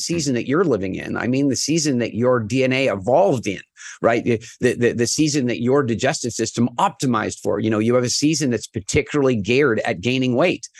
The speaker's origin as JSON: {"language": "English", "country": "Canada", "said": "I'm from Canada"}